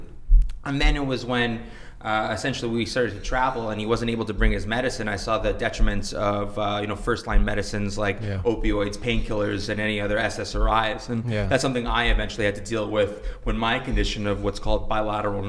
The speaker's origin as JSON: {"language": "English", "country": "Canada", "said": "as a Canadian"}